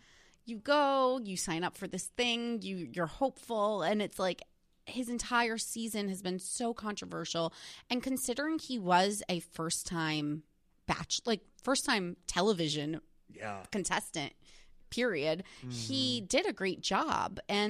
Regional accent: New Jersey, United States; now in New York, United States; I'm originally from New Jersey. I've lived in New York now for like 8 years

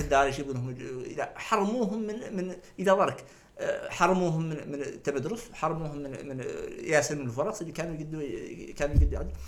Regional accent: Nouakchott, Mauritania; انا واحد من نواكشوط مخلوق مولود في نواكشوط

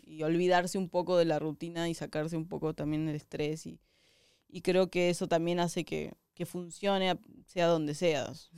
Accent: southern Argentina, Argentina; moved away; yo soy del sur de Argentina, que es como tipo ya lo, el fin del mundo

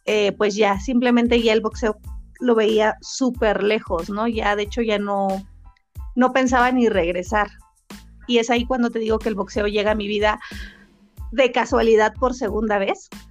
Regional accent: San Juan del Río, Querétaro, Mexico; now in Tlalnepantla de Baz, Mexico; soy originaria de San Juan del Río Querétaro, pero represento orgullosamente al municipio de Clanepancla de Vaz

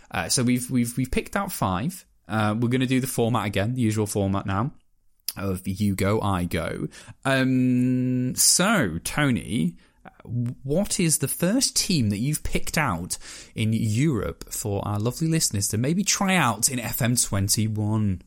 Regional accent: Merthyr Tydfil, Wales, United Kingdom; the place that I was born in Wales

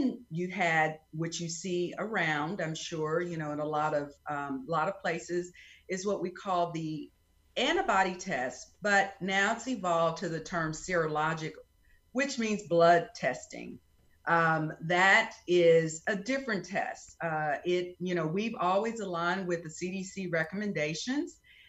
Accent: Prairie View, Texas, United States; now in Alvin, United States; I am originally from Prairie View, Texas

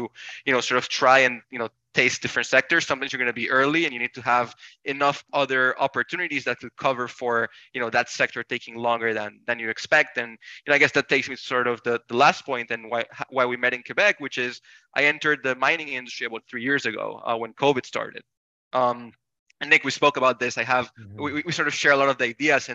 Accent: Panama; I was born and raised in Panama, come from a completely different world

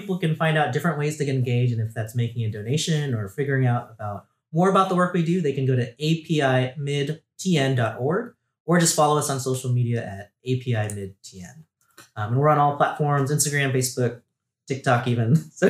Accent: outside Long Beach, California, United States; moved away as an adult; now in Tennessee, United States; Yeah, I grew up right outside of Long Beach, California.

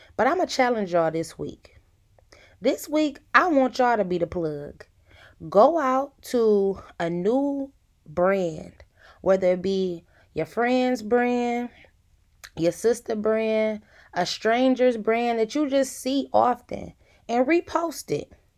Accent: Detroit, Michigan, United States; I am from the east side of Detroit.

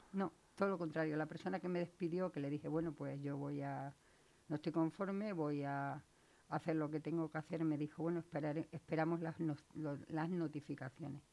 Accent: Valle del Jerte, Extremadura, Spain; accent: Extremaduran; moved away as an adult; now in Leganés, Spain; Yo soy extremeña, como delata mi acento.

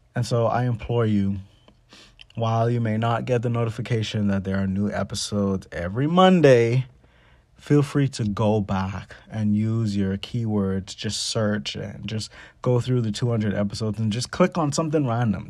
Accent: Bahamas; Me growing up in the Bahamas

